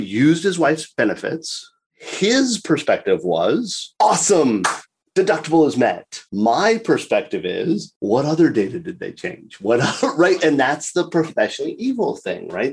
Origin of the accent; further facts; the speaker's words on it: South Florida, United States; I was born and raised in South Florida